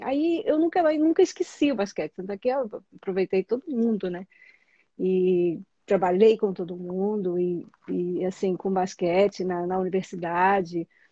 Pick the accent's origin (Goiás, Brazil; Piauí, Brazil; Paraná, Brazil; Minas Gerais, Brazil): Minas Gerais, Brazil; Juiz de Fora; moved away as an adult; also born or lived in São Paulo / Berkeley; eu saí de Juiz de Fora, que é uma cidade pequena, numa, né, assim, interior de Minas Gerais